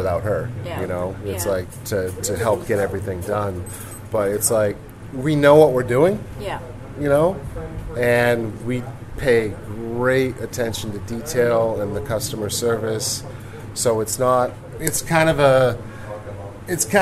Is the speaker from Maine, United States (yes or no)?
yes; Maine, United States; moved away as an adult; now in Ho Chi Minh City, Vietnam; I grew up in Maine